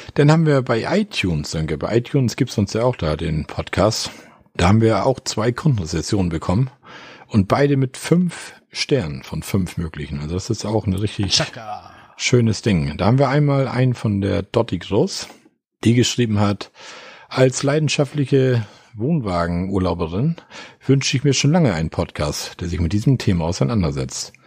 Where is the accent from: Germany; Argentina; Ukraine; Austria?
Germany; Osterrönfeld, Schleswig-Holstein; Osterrinfeld, da warst du in meinem Heimatort